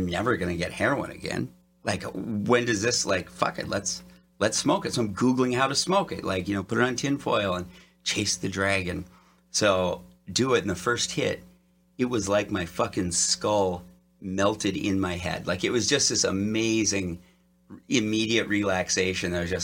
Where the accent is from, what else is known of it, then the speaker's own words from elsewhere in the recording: Detroit Lakes, Minnesota, United States; now in Los Angeles, United States; I grew up in northern Minnesota, Detroit Lakes